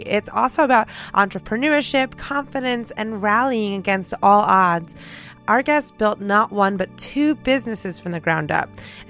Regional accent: New York, United States; I'm born and raised in New York as well.

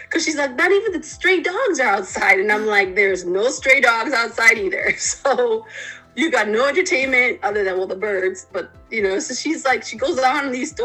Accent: Panama; moved away; I come from another country. I come from Panama originally.

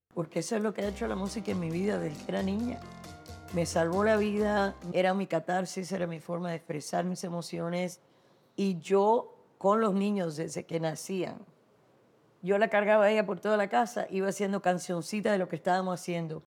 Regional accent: Dominican Republic; now in New York, United States; soy una dominicana viviendo en New York

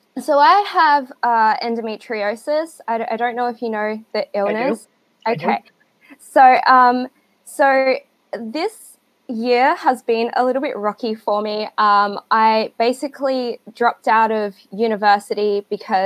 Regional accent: Adelaide, South Australia, Australia; I'm from Australia. I live in Adelaide, so I'm one state over.

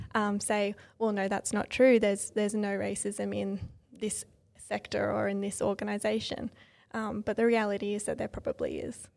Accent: Sutherland Shire, New South Wales, Australia; also born or lived in Illawarra; I grew up in the Sutherland Shire, so it's also the Sutherland Shire area

